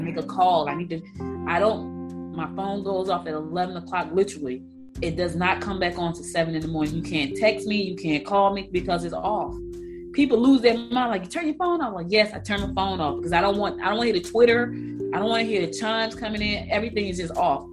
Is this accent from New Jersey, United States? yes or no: yes; New Jersey, United States; also born or lived in Georgia; I was born in Georgia, but I was raised in Jersey.